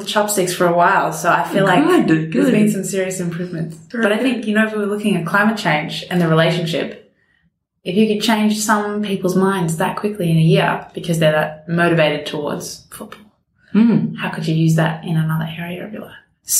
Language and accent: English; Melbourne, Victoria, Australia; I am 26 and I was born in Richmond and I still live in Richmond.